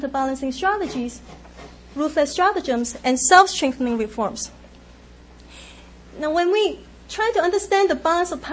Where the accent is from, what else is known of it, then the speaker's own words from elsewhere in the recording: Hong Kong; moved away; I grew up in Hong Kong